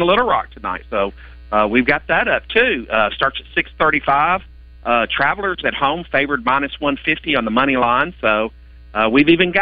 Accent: Tennessee, United States; I'm from Tennessee, went to Tennessee.

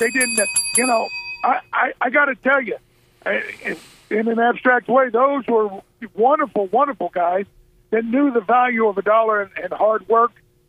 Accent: Arkansas, United States; I grew up here in Arkansas.

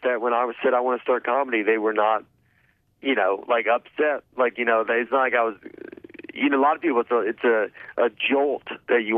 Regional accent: the South, United States; I'm from a small town, like, I'm from the South

